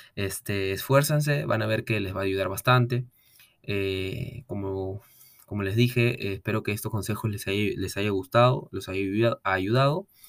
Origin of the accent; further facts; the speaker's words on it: Peru; also born or lived in Lima; yo soy de Perú, yo soy de provincia, pero yo estuve viviendo en Lima por temas de estudio